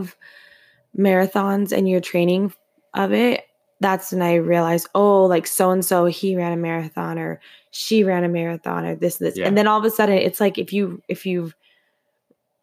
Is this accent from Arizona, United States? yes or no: yes; Arizona, United States; moved away as an adult; now in Boston, United States; we're both born and raised in Arizona